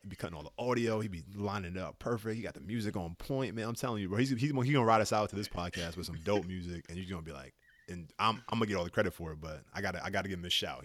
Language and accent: English; New York City, New York, United States; I'm from New York, big city, great vibe